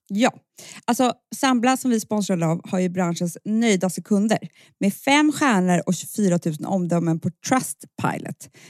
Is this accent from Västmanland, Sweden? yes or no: no; Stockholm, Stockholm County, Sweden; vi som är stockholmare.